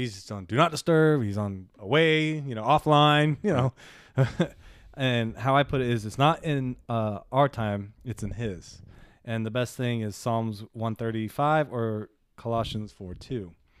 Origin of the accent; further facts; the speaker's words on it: New Orleans, Louisiana, United States; We're from Nollins.